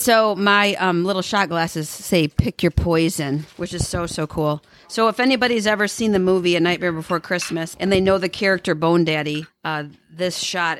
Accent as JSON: {"language": "English", "region": "Wyoming", "country": "United States", "tie": "born or raised there", "said": "I grew up in Wyoming."}